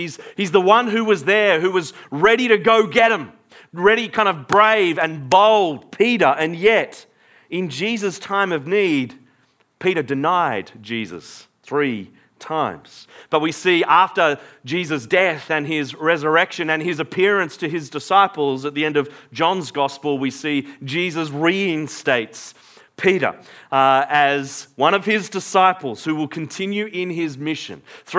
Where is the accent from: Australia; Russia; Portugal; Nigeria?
Australia; I am born in Australia, therefore I am Australian.